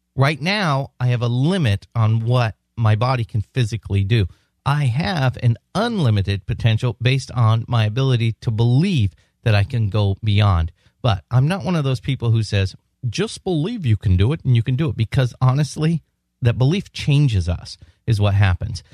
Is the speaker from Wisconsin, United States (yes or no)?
no; San Diego, California, United States; San Diego, my hometown.